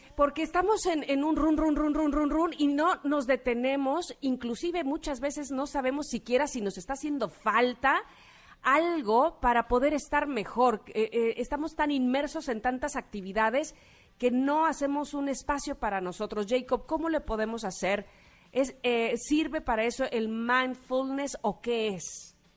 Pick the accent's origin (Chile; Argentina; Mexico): Mexico; como mexicanos